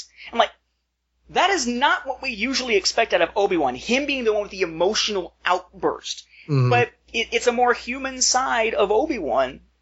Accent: United States; we're American fans

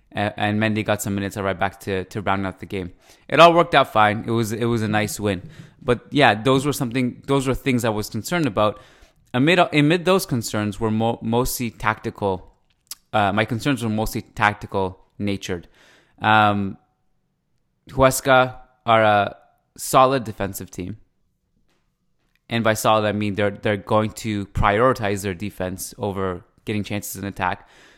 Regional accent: East Coast, Canada; accent: Persian, Canadian, East Coast; this Persian, Canadian, East Coast thing. But thank you. That's the first time I've been complimented on my accent, probably.

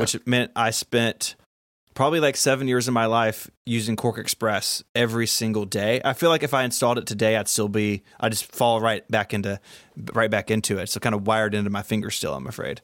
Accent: Memphis, Tennessee, United States; I live in my hometown of Memphis, Tennessee. Born here, raised here, went to college here

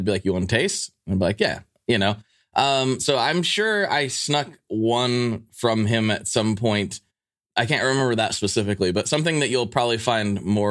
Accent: Pacific Northwest, United States; growing up in the Pacific Northwest

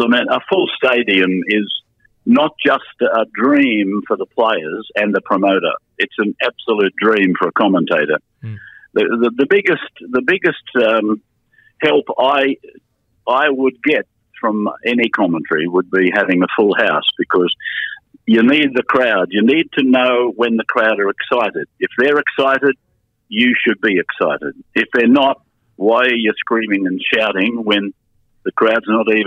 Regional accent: New South Wales, Australia; I was born and bred in New South Wales.

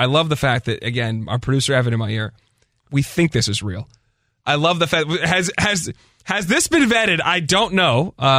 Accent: Pittsburgh, Pennsylvania, United States; I grew up in Pittsburgh.

